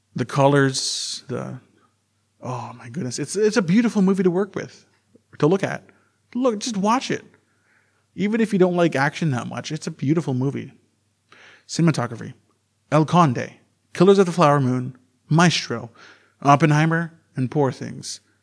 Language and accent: English; Canada; I am native from Canada